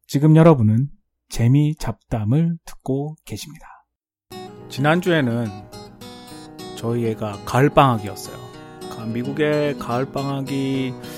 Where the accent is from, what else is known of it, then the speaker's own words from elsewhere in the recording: South Korea; now in United States; 우리는 전혀 이렇게 발음 안 하죠, 한국 사람들은